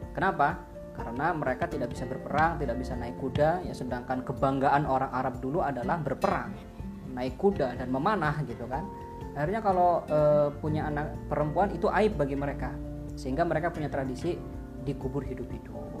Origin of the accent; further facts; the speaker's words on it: Java, Indonesia; kita adalah seorang muslim yang tinggal di Jawa gitu dan kita adalah orang Jawa yang berislam